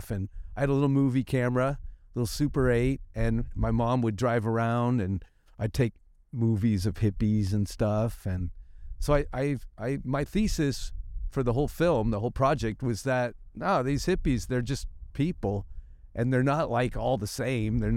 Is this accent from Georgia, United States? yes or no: no; San Francisco, California, United States; when I grew up in San Francisco, there was hippies everywhere